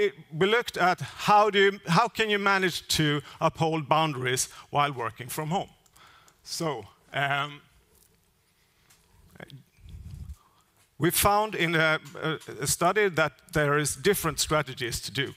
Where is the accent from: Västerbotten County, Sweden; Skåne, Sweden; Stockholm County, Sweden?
Skåne, Sweden; northern; my hometown in northern part of Skåne